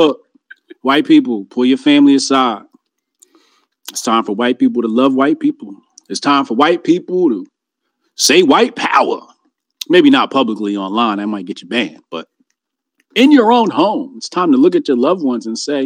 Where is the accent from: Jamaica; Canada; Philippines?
Jamaica; I'm Jamaican